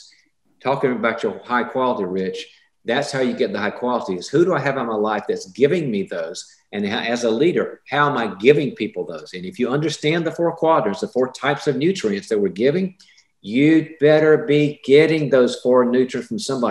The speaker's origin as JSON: {"language": "English", "region": "the South", "country": "United States", "said": "I'm from the South"}